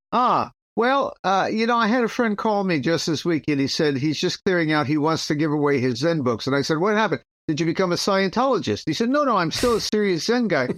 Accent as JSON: {"language": "English", "country": "United States"}